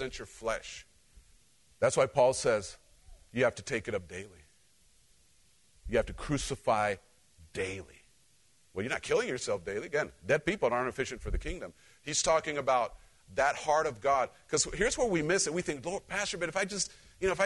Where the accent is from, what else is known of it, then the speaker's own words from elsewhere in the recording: Cholula, Puebla, Mexico; moved away; I grew up in Central Mexico